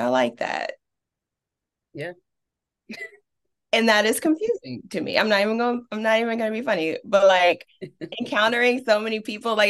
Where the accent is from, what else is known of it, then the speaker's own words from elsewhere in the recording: Richmond, Virginia, United States; growing up in Richmond's East End, my parents were definitely against me going to any zone school on this side of town